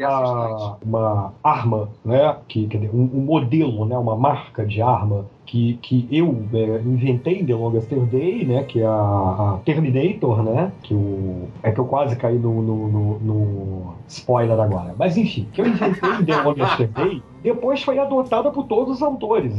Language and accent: Portuguese; Macaé, Rio de Janeiro, Brazil; eu voltei para minha cidade natal, Macaé, em 92